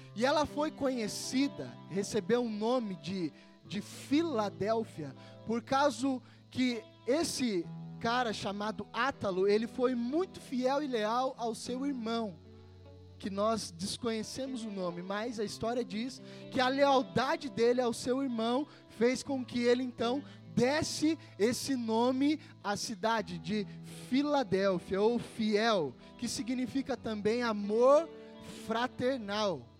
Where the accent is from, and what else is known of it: Brazil